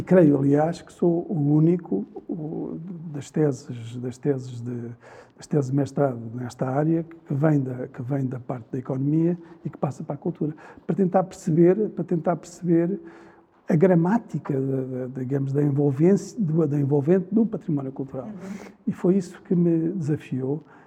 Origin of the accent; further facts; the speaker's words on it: Lisbon, Portugal; Eu nasci nas Avenidas Novas